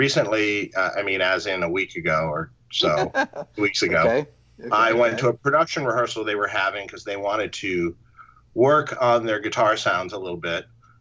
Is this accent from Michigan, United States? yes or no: yes; Detroit, Michigan, United States; from my hometown